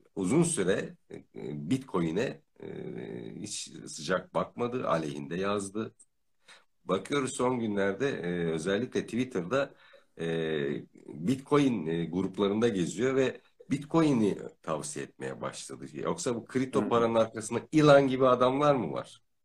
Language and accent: Turkish; Ödemiş, İzmir, Turkey; also born or lived in Manisa; ben de İzmirliyim. E, Manisa'da da uzun süre yaşadık. E, çocukluk ve gençlik yıllarında. E, ben Ödemiş doğumluyum. İzmir Ödemiş doğumluyum.